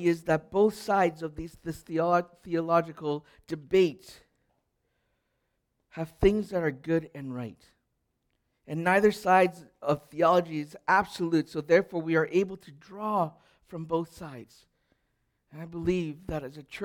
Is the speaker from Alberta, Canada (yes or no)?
yes; Edmonton, Alberta, Canada; I grew up in Edmonton in the 1980s